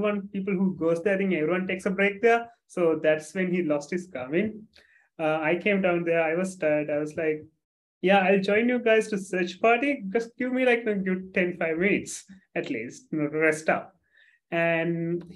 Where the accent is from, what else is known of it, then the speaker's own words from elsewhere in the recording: Sri Lanka; I'm from Sri Lanka, small country just below India